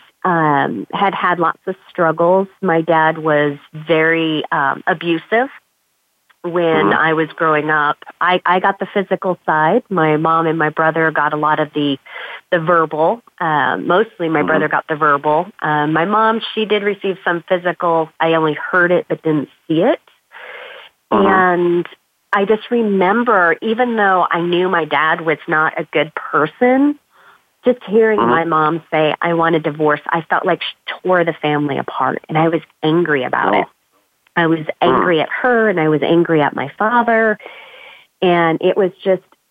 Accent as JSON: {"language": "English", "town": "Las Vegas", "region": "Nevada", "country": "United States", "tie": "born or raised there", "moved": "as an adult", "lives_now": "Arizona, United States", "said": "I'm actually originally from Las Vegas, Nevada, third generation native"}